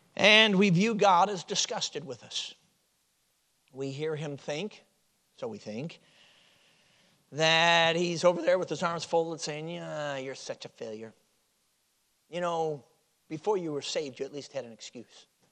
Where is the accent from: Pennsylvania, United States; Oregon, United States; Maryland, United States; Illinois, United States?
Illinois, United States; Chicago; moved away as an adult; now in Michigan, United States; I grew up in Chicago, so I, you know, I'm a city boy